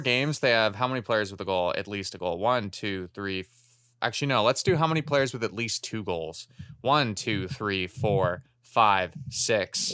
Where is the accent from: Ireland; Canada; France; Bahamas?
Canada; as a Canadian hockey fan